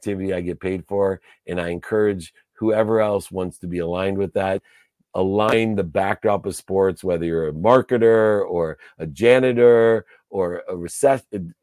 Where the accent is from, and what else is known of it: Akron, Ohio, United States; born or raised there